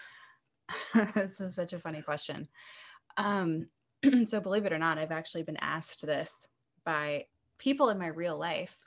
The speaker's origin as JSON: {"language": "English", "town": "Portland", "region": "Oregon", "country": "United States", "moved": "yes", "said": "I'm from Portland, Oregon, originally"}